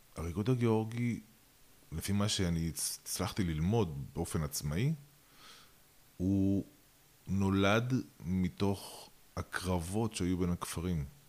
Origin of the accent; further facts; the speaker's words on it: Russia; also born or lived in Georgia (parents); now in Israel; אני אה, נולדתי ברוסיה